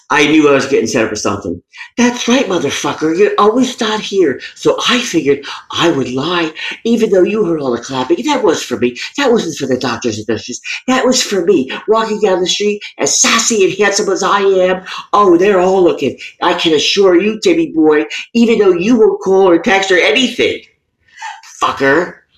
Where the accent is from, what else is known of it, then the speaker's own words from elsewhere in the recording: Queens, New York, United States; I'm from Queens.